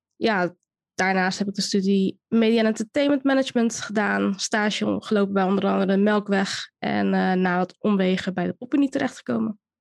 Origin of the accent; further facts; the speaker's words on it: Rotterdam, South Holland, Netherlands; opgegroeid in Rotterdam, in Rotterdam-Zuid